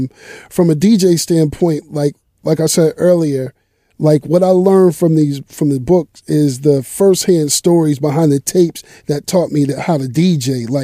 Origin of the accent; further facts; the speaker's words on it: Massachusetts, United States; moved away; Originally I'm from Massachusetts